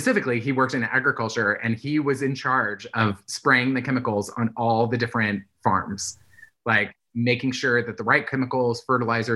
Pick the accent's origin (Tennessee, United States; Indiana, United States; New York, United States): Indiana, United States; now in California, United States; where I grew up in Indiana